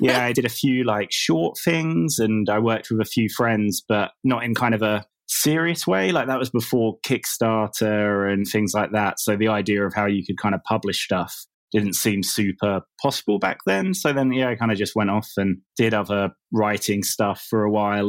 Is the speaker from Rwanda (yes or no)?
no; England, United Kingdom; moved away as an adult; also born or lived in south of Spain; now in Spain; I live in the south of Spain. Um, I'm English, but I moved here, like, four or five years ago.